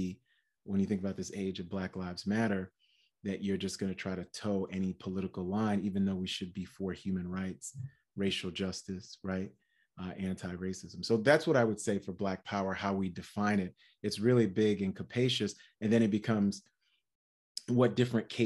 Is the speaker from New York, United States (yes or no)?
yes; New York City, New York, United States; I grew up in Brooklyn and in Queens, New York city